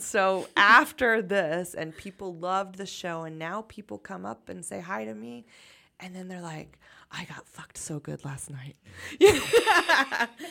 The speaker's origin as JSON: {"language": "English", "country": "United States", "said": "American culture is really a, a, a brag art culture"}